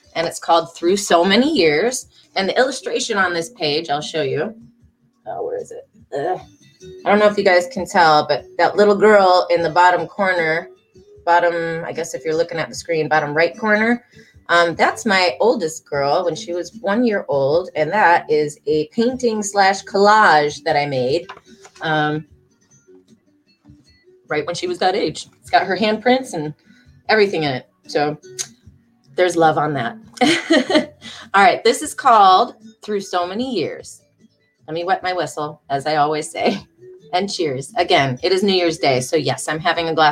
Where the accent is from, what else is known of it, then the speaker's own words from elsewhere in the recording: Detroit, Michigan, United States; moved away as an adult; now in Charlotte, United States; I am from Michigan, Detroit, Michigan, the Great Lakes state. So I did grow up around water, like the lakes, the Great Lakes